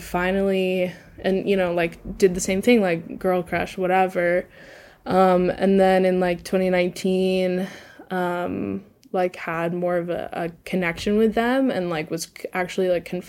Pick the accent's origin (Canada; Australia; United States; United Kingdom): United States; Southeast; also just, like, generally growing up in the Southeast, like, I knew, like, a couple of, like, gay people growing up